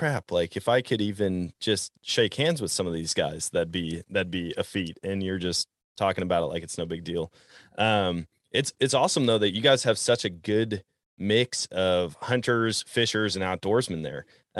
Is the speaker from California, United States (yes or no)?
no; Wisconsin, United States; And it's funny growing up in Wisconsin. That's what we did. I mean, we caught pike and walleye.